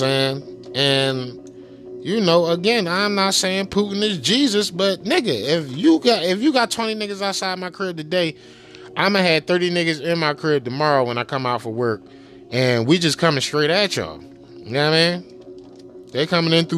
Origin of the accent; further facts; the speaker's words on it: Philadelphia, Pennsylvania, United States; I'm from Philadelphia